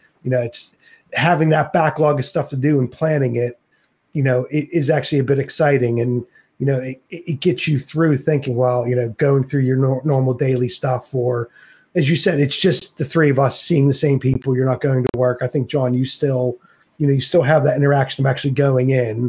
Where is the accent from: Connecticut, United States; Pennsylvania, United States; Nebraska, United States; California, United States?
Pennsylvania, United States; moved away as an adult; also born or lived in North Carolina; now in England; when I was living in the States, I'm from Pennsylvania. I lived in North Carolina.